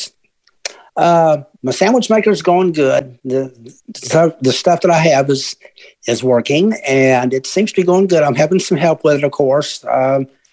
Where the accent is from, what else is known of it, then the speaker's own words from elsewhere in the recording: Tennessee, United States; I am from Tennessee